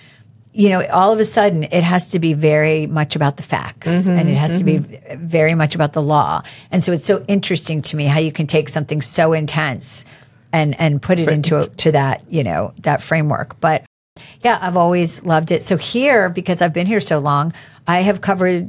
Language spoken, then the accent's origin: English; Pennsylvania, United States; now in Raleigh, United States; When I was growing up in Pennsylvania